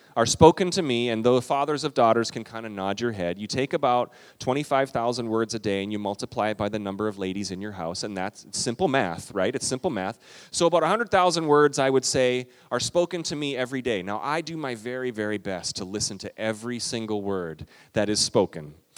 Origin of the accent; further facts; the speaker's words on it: Minnesota, United States; we're Minnesotan